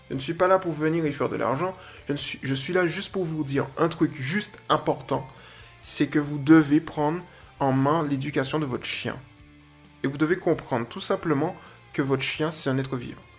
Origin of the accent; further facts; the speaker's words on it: Guadeloupe; Que je m'efforce, parce que je suis de Guadeloupéen, que je m'efforce de faire évoluer.